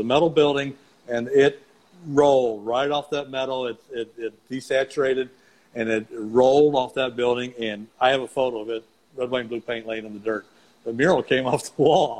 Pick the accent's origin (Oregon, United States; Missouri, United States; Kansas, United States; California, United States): Missouri, United States; I'm from Missouri